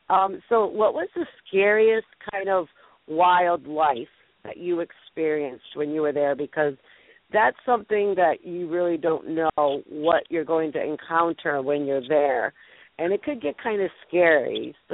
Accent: New England, United States; So we I'm from New England. I'm in Rhode Island, so.

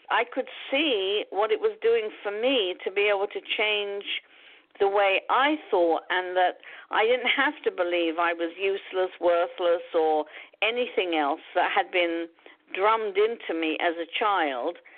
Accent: London, United Kingdom; moved away as an adult; now in United States; I was born and brought up in London, UK. Didn't move to the States until I was 37.

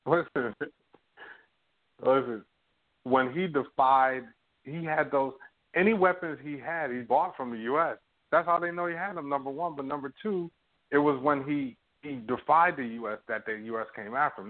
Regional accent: United States; now in Toronto, Canada; I'm American

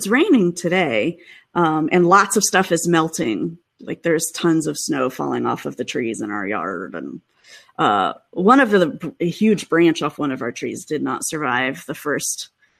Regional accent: Midwest, United States; now in Seattle, United States; I still do feel bad complaining, you know, because I grew up in the Midwest.

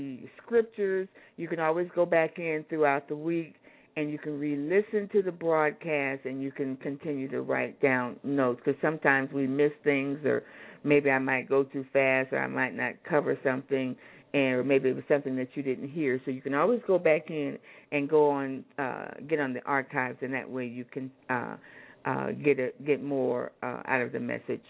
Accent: Anchorage, Alaska, United States; I grew up in Anchorage, Alaska

